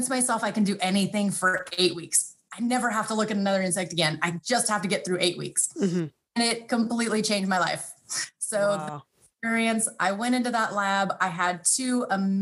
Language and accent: English; Fresno, California, United States; moved away as an adult; also born or lived in upstate New York; Fresno State University. So out in California, that's my hometown